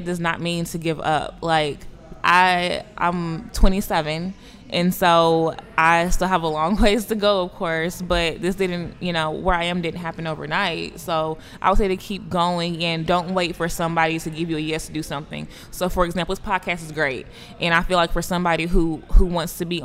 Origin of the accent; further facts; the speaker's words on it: East Texas, United States; when I grew up in East Texas, the high school that I went to was half African-American, half Caucasian